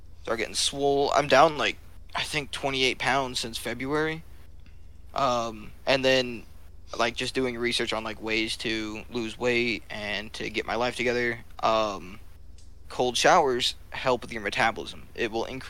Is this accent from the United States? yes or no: yes; southern Illinois, United States; also born or lived in southern Missouri / Norfolk, Virginia; now in Fresno, United States; I lived right on the other side of the border, so I was southern Illinois